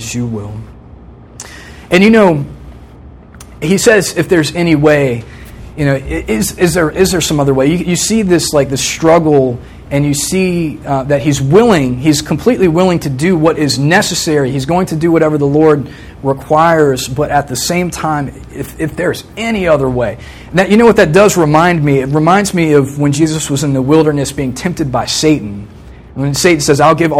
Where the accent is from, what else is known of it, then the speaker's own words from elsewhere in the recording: Virginia Beach, Virginia, United States; I grew up in Virginia Beach, same house my whole life until I came to college, from the time I was 3 to the time I was 21